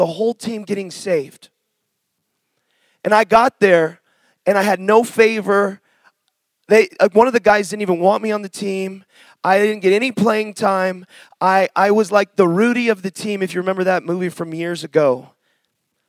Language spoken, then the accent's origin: English; Seattle, Washington, United States; moved away; I'm from Seattle originally